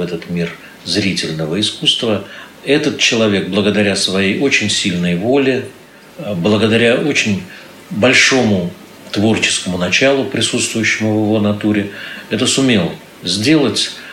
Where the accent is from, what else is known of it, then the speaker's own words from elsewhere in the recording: Saint Petersburg, Russia; все мы, питерцы